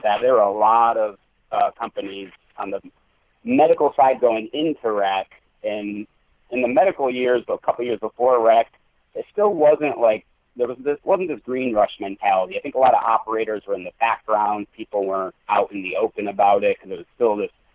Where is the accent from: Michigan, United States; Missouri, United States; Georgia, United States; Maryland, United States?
Michigan, United States; I grew up in Michigan, um, went to school in the Upper Peninsula